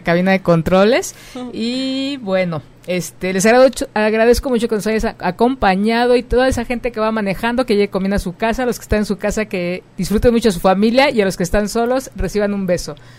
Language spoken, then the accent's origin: Spanish; Mexico; como mexicanos